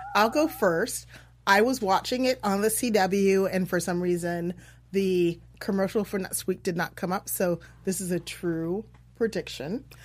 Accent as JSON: {"language": "English", "region": "Iowa", "country": "United States", "said": "I'm from Iowa."}